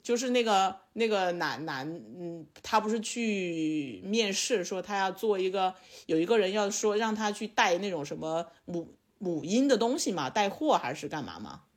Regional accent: Sichuan, China; also born or lived in Beijing; now in Chengdu, China; 我的老家不是成都

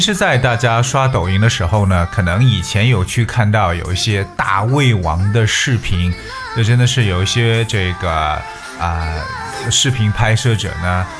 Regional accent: China; 我们中国人的一种习惯

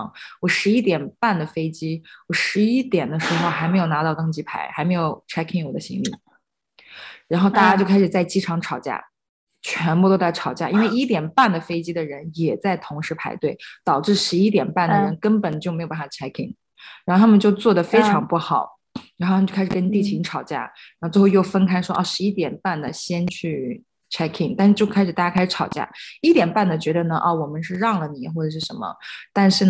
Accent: China; 我跟他们说我是从中国来的，

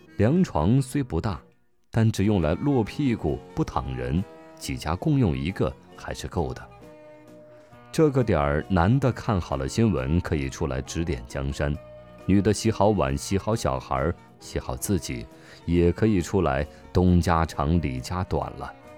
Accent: Jiangnan, China; 我生在竹林茂密的江南之地

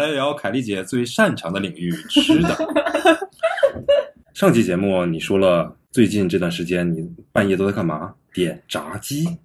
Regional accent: Jilin, China; 因为我是吉林省的嘛，然后我那，我们那边有朝鲜浙，朝鲜族自治区嘛

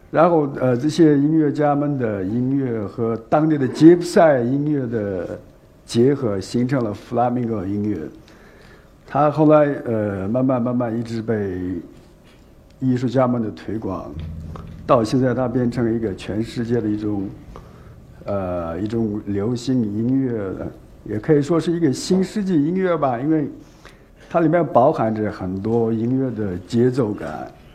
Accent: Xinjiang, China; now in Beijing, China; 我们虽然离开新疆也有十多年，都生活在北京

